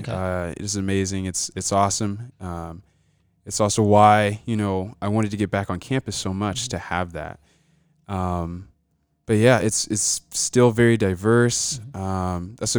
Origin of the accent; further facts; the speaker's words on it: Albany, Georgia, United States; also born or lived in Atlanta, Georgia; So I was born in Atlanta, Georgia.